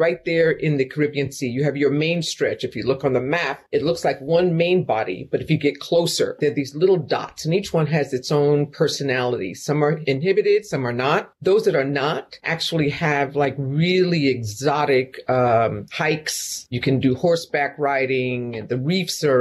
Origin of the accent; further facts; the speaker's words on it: New York, United States; now in Louisville, United States; I'm here in Louisville. I'm a New Yorker in Appalachia